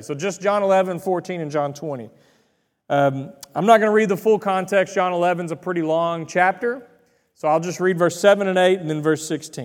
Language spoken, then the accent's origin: English; the Bible Belt, Southern United States, United States; I was raised in the Bible Belt